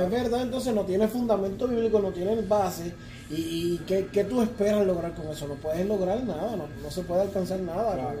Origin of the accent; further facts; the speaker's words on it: Puerto Rico; now in United States; yo somos puertorriqueños